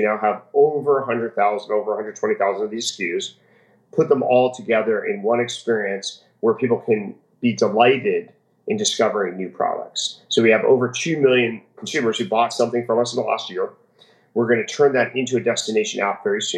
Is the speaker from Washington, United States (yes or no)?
no; New Jersey, United States; moved away as an adult; also born or lived in Palo Alto, California / San Francisco; now in Miami, United States; When I grew up in New Jersey, we went to the shopping malls all the time